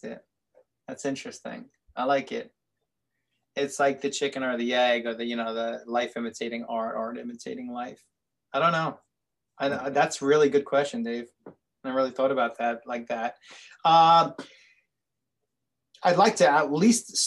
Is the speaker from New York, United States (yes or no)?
yes; New York City, New York, United States; a kid growing up in Brooklyn